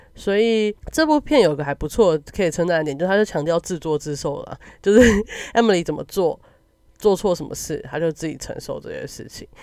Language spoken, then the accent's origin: Chinese; Taiwan; 但身为一个台湾人，或是身为你处在一个小国家